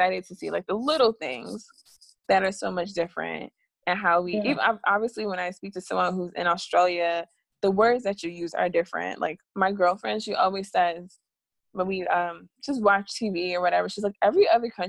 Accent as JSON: {"language": "English", "country": "United States"}